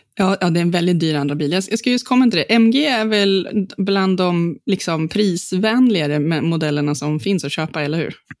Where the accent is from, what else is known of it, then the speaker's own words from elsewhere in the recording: Gotland, Sweden; på Gotland där jag är född